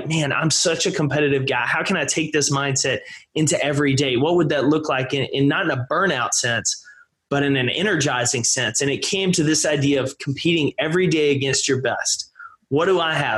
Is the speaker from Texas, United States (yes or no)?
yes; East Texas, United States; I grew up in East Texas